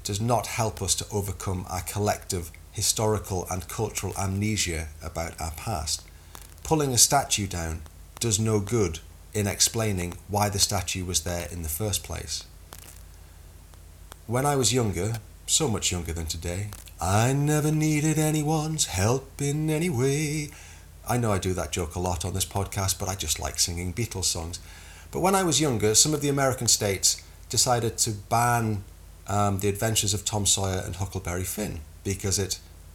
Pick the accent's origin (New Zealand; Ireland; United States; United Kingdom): United Kingdom